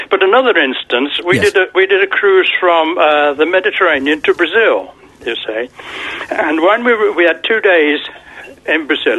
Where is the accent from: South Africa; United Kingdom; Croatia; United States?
United Kingdom; Birmingham, West Midlands; from Birmingham, England